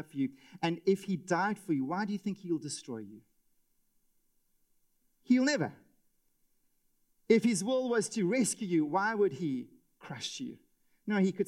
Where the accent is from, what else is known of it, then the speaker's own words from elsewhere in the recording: South Africa; as a South African husband and father